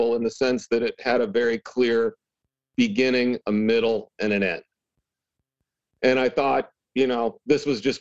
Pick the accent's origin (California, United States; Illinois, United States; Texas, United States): Illinois, United States; Champaign; also born or lived in Michigan / Los Angeles; now in Nashville, United States; where I grew up in Champaign, Illinois